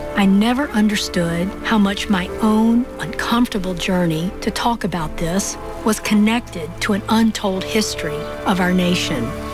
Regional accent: Greensboro, North Carolina, United States; I was born in Greensboro, North Carolina in 1963

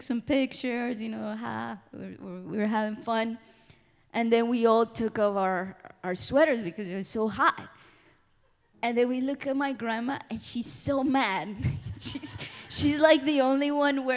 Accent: Colombia; moved away; I'm from Colombia

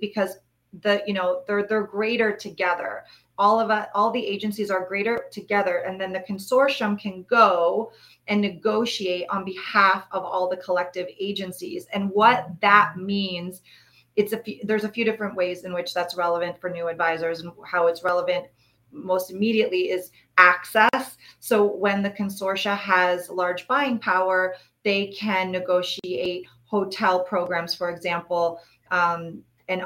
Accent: Toronto, Ontario, Canada; moved away; I'm actually originally from Toronto, so I am Canadian.

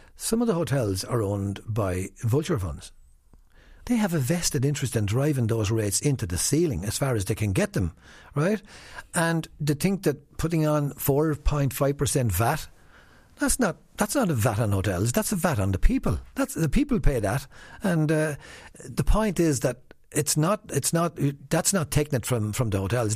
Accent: Wexford, Leinster, Ireland; I'm from Wexford. I'm proud of where I come from

